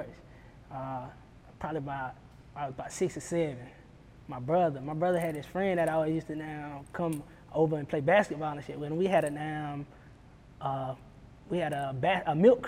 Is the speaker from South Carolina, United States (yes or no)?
yes; South Carolina, United States; I'm right down the road. I'm from South Carolina